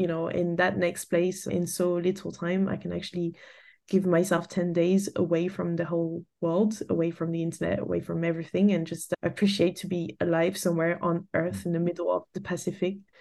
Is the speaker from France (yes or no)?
yes; France; moved away as an adult; also born or lived in England / Canada; I grew up in France and left France when I graduated.